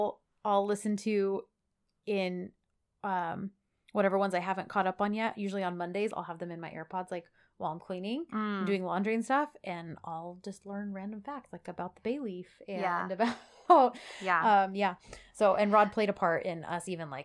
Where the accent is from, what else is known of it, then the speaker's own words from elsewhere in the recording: California, United States; And she said, also, where are you girls from? We are from Southern California.